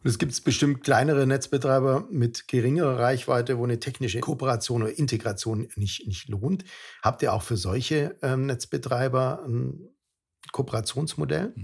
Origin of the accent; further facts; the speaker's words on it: Germany; bei uns in Deutschland